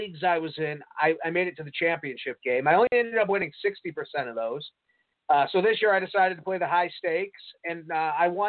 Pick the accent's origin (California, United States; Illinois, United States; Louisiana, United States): Illinois, United States; Des Plaines River; I grew up on the shores, on the banks of the Des Plaines River